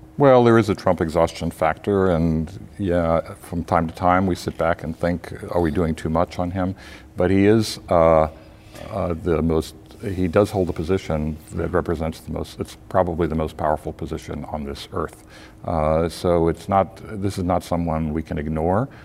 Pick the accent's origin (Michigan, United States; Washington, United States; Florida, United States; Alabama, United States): Florida, United States; Tampa; I grew up in Tampa, Florida.